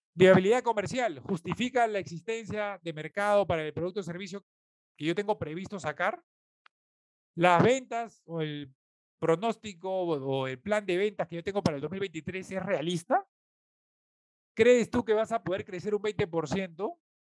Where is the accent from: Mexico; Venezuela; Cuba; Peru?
Peru; nosotros como peruanos